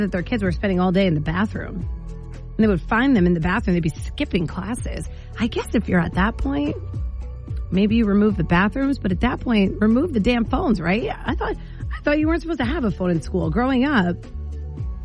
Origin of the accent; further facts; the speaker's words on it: Sparta, New Jersey, United States; now in Maine, United States; back in my town, I'm from Sparta, New Jersey